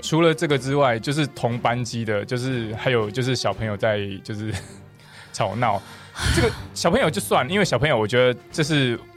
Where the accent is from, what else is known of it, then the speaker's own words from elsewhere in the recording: Taiwan; accent: Taiwanese; 他是从口音判断我们是台湾人